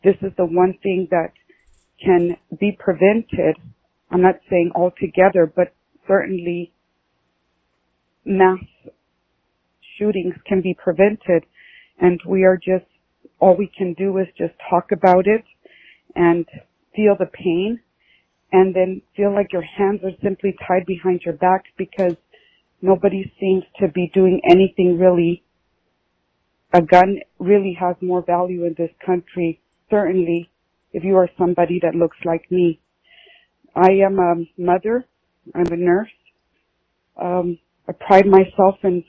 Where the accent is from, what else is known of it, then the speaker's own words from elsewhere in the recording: Southwest Texas, United States; I'm from Southwest Texas.